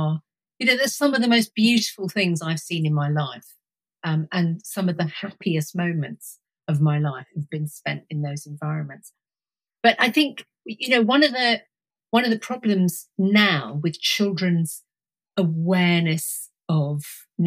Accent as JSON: {"language": "English", "area": "Suffolk", "region": "East of England", "country": "United Kingdom", "tie": "born or raised there", "also_born_or_lived": "Cambridge", "said": "I was brought up in Suffolk"}